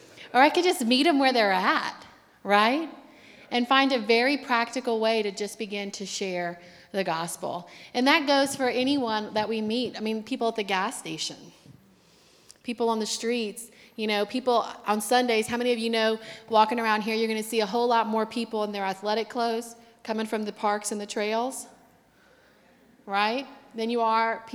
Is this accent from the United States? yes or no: yes; Louisiana, United States; now in Akron, United States; we're from Louisiana